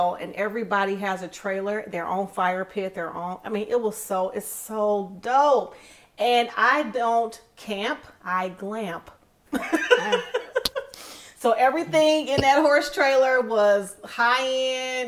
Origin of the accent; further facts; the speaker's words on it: Michigan, United States; I'm from Michigan